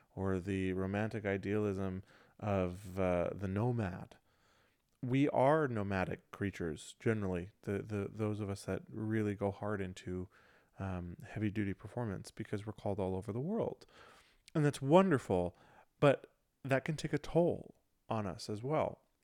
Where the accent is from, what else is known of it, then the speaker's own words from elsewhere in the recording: Michigan, United States; moved away; my home, home where I grew up in Michigan